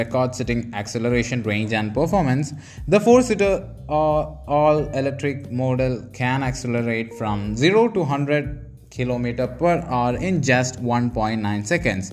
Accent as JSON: {"language": "English", "country": "India", "said": "as an Indian"}